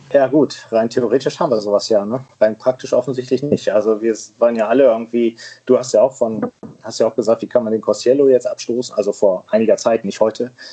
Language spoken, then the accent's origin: German; Germany; als gebürtiger aus Friese